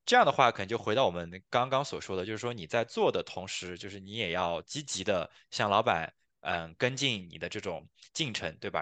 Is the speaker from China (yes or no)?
yes; China; now in Canada